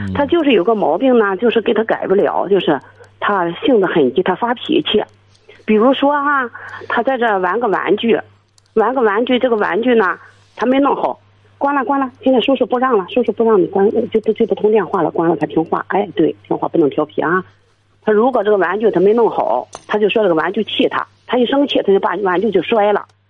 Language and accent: Chinese; Qingdao, Shandong, China; now in Jinan, China; 我是城市，我是青岛的